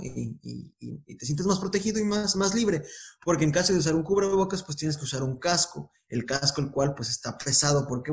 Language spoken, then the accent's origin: Spanish; Guadalajara, Jalisco, Mexico; moved away; also born or lived in Baja California; yo soy, yo soy de, de Guadalajara, ahorita yo me encuentro en, en, Baja California